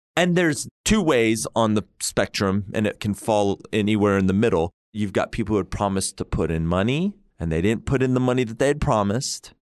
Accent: Oklahoma, United States; I'm from Oklahoma.

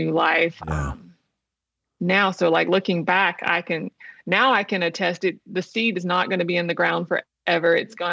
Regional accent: Wilmington, United States; moved away as an adult; also born or lived in Texas; I go back to my hometown, you know, to be near my mother

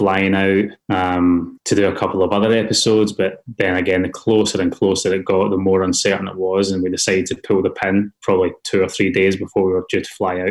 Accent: Glasgow, Scotland, United Kingdom; accent: Scottish; moved away as an adult; now in Australia; growing up in Glasgow

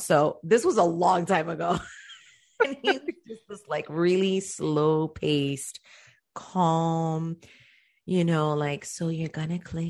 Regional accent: Cuba; born there; I was born in Cuba.

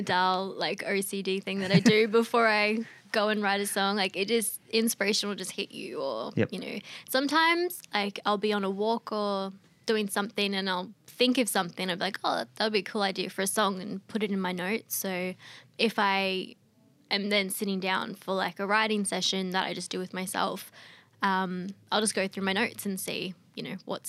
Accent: Australia; also born or lived in South Africa; I'm South African born but moved here when I was two. So I'm as Australian as they come

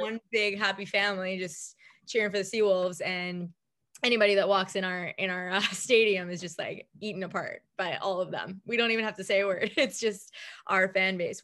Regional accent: Islip, New York, United States; I grew up in Islip

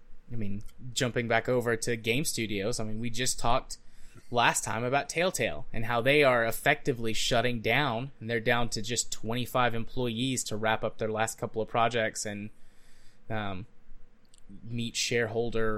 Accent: United States; as an American

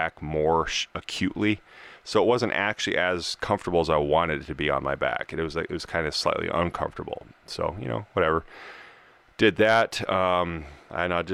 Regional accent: Colorado, United States; now in California, United States; We're from Colorado.

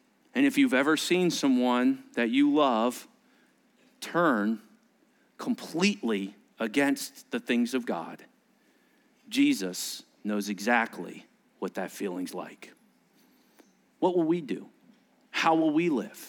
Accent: United States; being an American kid, I didn't really understand some of this Jewish language

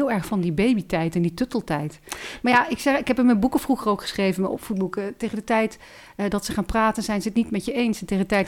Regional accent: Ooijpolder near Nijmegen, Gelderland, Netherlands; ik kom uit de Ooipolder bij Nijmegen.

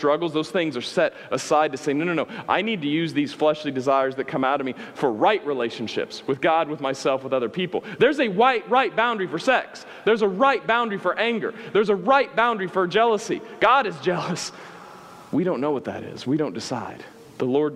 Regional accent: Midwest, United States; I grew up in the Midwest

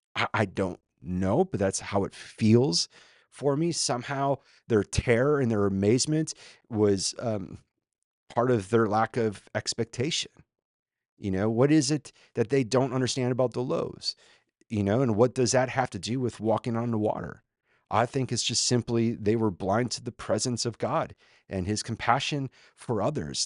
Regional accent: Minnesota, United States; now in Austin, United States; I'm a former Minnesotan

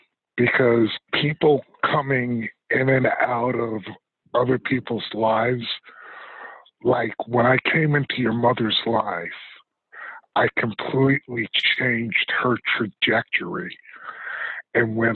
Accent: Rensselaer, New York, United States; growing up in Rensselaer was kind of cool because, like I said, I felt it was a close-knit community

